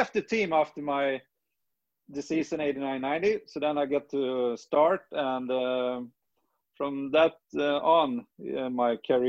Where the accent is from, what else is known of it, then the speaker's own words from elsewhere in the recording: Sweden; English is a second language; moved away as an adult; now in United States; I'm from Sweden